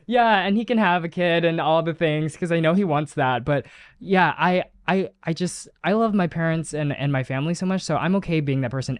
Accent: United States; first language Chinese; English is a second language; I spoke Chinese was my first language and I lost it as I grew up because you are here in America

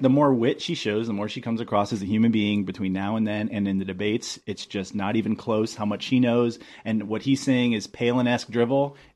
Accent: Athens, Georgia, United States; moved away; I'm from Georgia

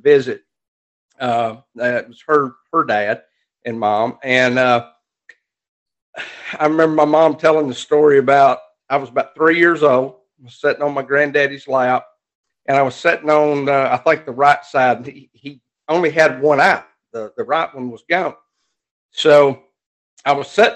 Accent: Alabama, United States; I love it here

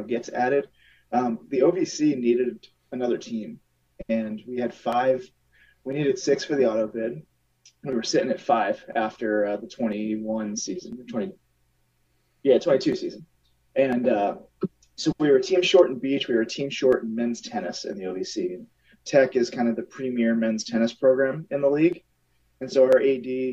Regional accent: Southern New Jersey, United States; moved away; I grew up in Southern New Jersey

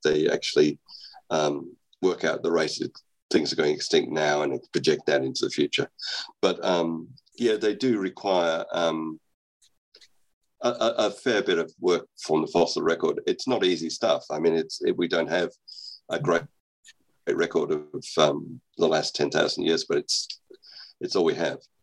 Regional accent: Australia; moved away; I'm actually Australian. I was I was educated in Australia

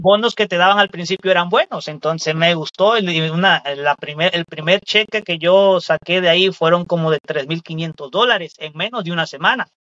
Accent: Veracruz, Mexico; now in Chicago, United States; Yo soy, yo soy mexicano del estado de Veracruz. Yo pertenezco al estado de Veracruz de México, un pueblito

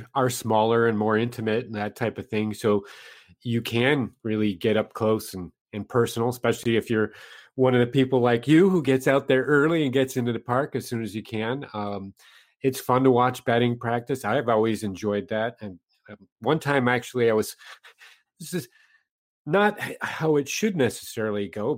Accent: Minneapolis, Minnesota, United States; I grew up in Minneapolis

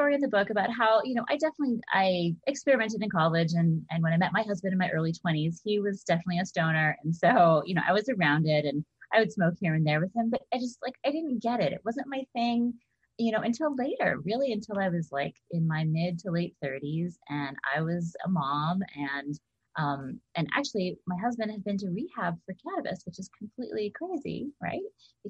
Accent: Hawaii, United States; also born or lived in East Coast / Bay Area / Southern California; I'm from wherever. I grew up in Hawaii, and I've lived on the East Coast, lived in Bay Area, lived in Southern California.

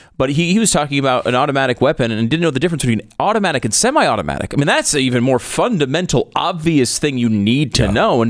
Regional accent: Northeast, United States; moved away; I grew up in the Northeast.

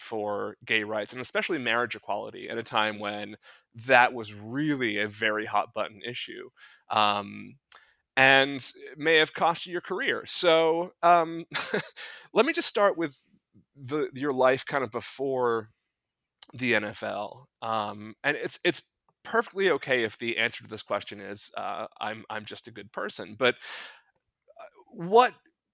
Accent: New England, United States; I grew up in New England

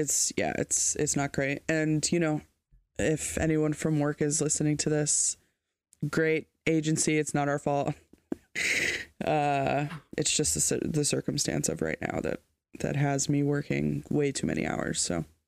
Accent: United States; as an American

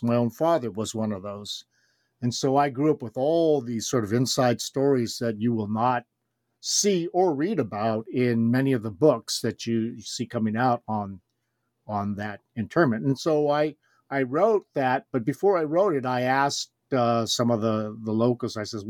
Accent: Los Angeles, California, United States; moved away as an adult; also born or lived in Japan; I was born and raised in Los Angeles, California, grew up there my whole life, and then went on for my PhD at UCLA, got it there.

